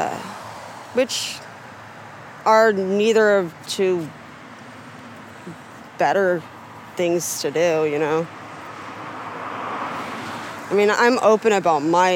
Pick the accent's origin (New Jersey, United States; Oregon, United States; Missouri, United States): Oregon, United States; Gresham; I grew up in Deep Gresham. I went to Hall Elementary.